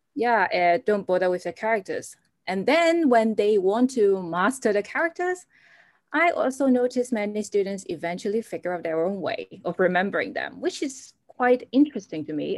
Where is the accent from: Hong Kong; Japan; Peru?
Hong Kong; now in London, United Kingdom; I came from Hong Kong.